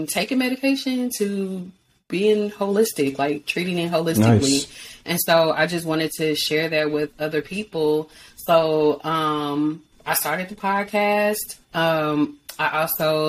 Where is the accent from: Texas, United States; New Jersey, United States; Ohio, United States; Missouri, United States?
Missouri, United States; St. Louis; I'm from St. Louis